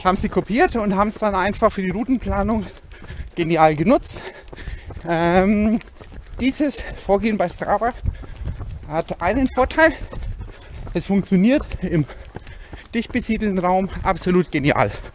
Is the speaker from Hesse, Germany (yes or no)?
no; Bavaria, Germany; bei uns in Bayern